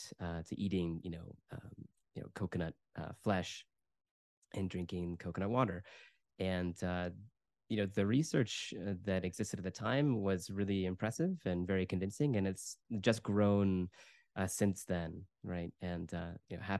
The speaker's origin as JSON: {"language": "English", "country": "United States", "also_born_or_lived": "United Kingdom", "moved": "as an adult", "said": "I'm originally from the United States, so I moved back to the US in 2015"}